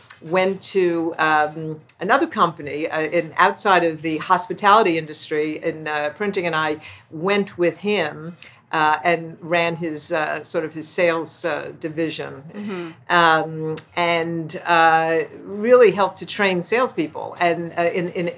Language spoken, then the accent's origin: English; New York City, New York, United States; moved away as an adult; also born or lived in Pocono Mountains; I was born and raised in Brooklyn, New York